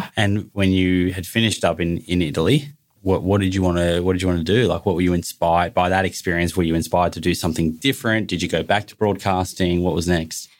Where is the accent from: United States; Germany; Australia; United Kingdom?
Australia; Melbourne, Victoria; also born or lived in Bondi, Sydney; now in Sydney, Australia; I grew up in Melbourne